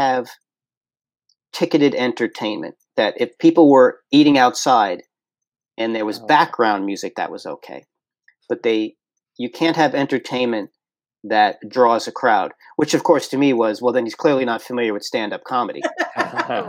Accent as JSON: {"language": "English", "town": "New York City", "region": "New York", "country": "United States", "said": "as a New Yorker"}